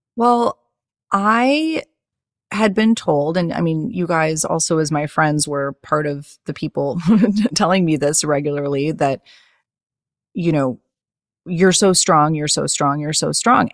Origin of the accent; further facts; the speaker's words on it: Chicago, Illinois, United States; moved away as an adult; now in Los Angeles, United States; I lived in Chicago my whole life